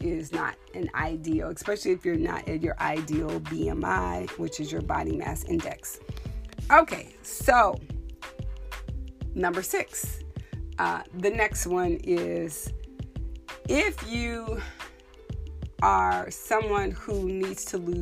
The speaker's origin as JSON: {"language": "English", "region": "Texas", "country": "United States", "said": "I'm from Texas"}